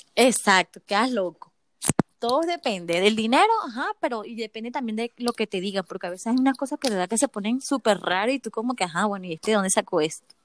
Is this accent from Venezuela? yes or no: yes; Venezuela; now in Chile; yo soy venezolana, eh, este, pero estoy aquí en Chile.